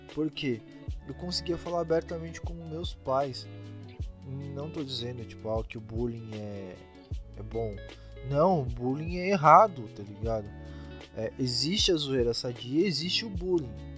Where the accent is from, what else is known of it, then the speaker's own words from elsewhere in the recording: Brazil; a gente é brasileiro